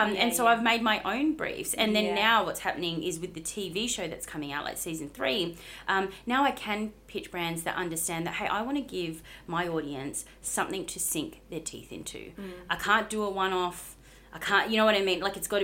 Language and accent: English; Bunbury, Western Australia, Australia; In WA. So, down south in Bunbury.